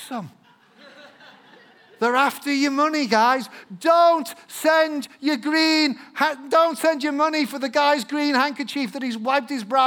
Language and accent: English; England, United Kingdom; an Englishman, because I am English